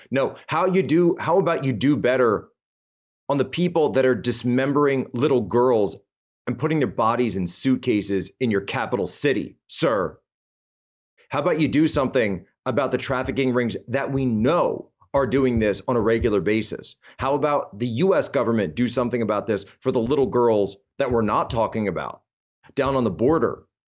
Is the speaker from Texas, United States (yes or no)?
no; Philadelphia, Pennsylvania, United States; I come from Philadelphia.